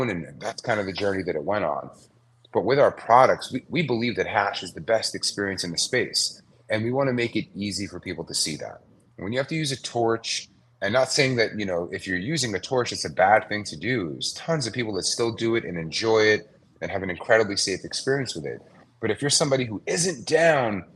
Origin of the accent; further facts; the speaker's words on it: New York City, New York, United States; moved away as an adult; now in Los Angeles, United States; I'm a New Yorker. Growing up, I kind of grew up in the streetwear scene